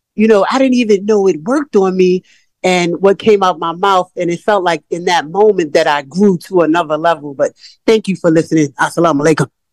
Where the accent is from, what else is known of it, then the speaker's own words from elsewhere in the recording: New York, United States; I'm from New York